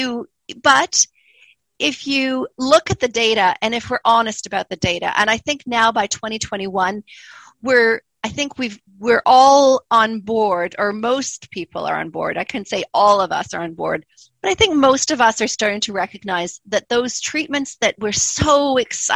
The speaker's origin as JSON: {"language": "English", "country": "Canada", "also_born_or_lived": "Montreal, Canada / Calgary, Canada", "moved": "as an adult", "lives_now": "Christchurch, New Zealand", "said": "you can already probably tell that I don't sound New Zealander. I'm originally Canadian"}